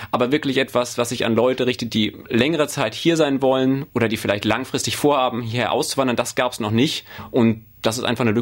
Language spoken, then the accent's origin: German; Germany; moved away as an adult; now in Australia; Ich habe mich aber auch schon damals nicht als Deutscher gefühlt, sondern eigentlich eher als Weltbürger, der halt zufällig in zwei Ländern wohnt.